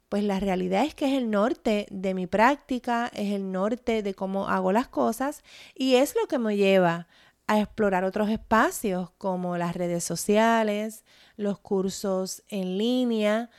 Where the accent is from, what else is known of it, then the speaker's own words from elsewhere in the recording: Puerto Rico; mi experiencia como puertorriqueña